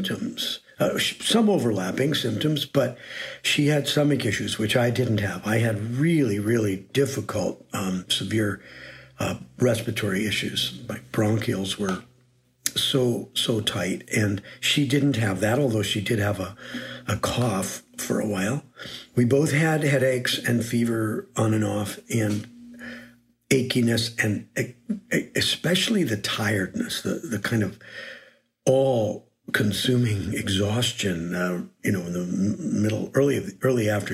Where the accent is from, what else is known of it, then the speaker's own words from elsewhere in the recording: Green Bay, Wisconsin, United States; moved away as an adult; also born or lived in New Haven / Cambridge, Massachusetts / New York / Los Angeles; I was born in Green Bay, Wisconsin, and to a large family